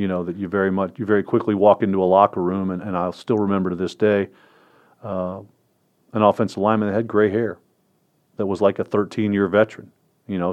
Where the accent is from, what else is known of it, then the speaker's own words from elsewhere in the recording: Northern Virginia, United States; I grew up in Northern Virginia as a Redskin fan